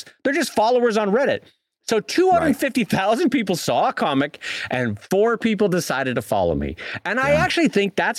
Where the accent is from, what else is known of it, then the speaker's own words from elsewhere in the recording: San Diego, California, United States; moved away; I'm from San Diego. I have San Diego family